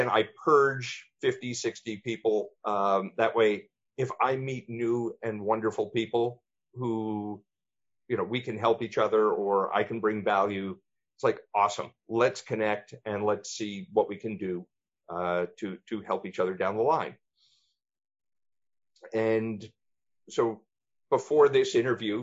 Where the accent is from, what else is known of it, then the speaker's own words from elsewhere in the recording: East Coast, United States; moved away; I was born and raised on the East Coast